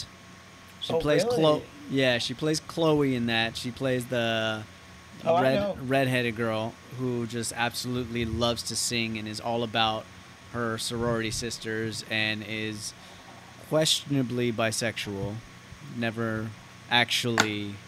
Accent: Santa Ana, California, United States; Michelle Pfeiffer is from my hometown.

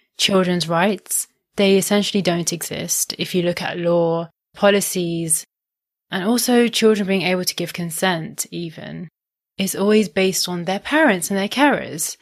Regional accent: India; I'm Indian

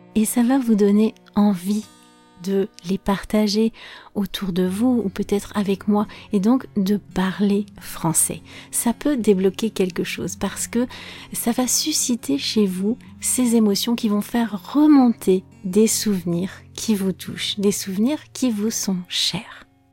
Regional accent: France; je suis française

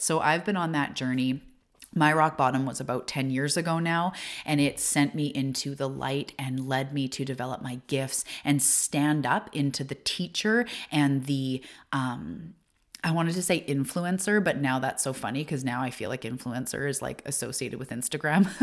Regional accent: Canada; also born or lived in Vancouver Island; I am a Canadian and I'm living on the west coast of Canada in a little tiny beach town

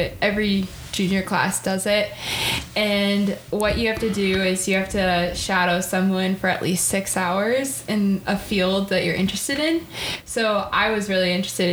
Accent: Woodstock, Vermont, United States; my hometown in Woodstock

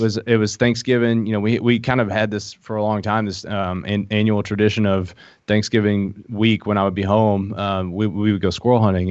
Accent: Middlesboro, Kentucky, United States; accent: hillbilly; moved away; also born or lived in Harlan, Kentucky; I grew up in Middlesbrough, Kentucky, but I was born in Harlan, Kentucky

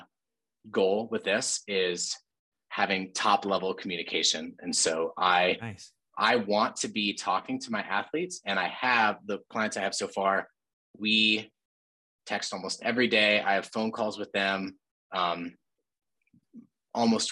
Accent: Bozeman, Montana, United States; we grew up in Bozeman

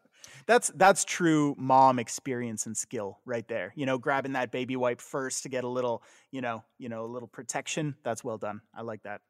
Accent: Canada; moved away as an adult; also born or lived in United States; when I moved back to Canada

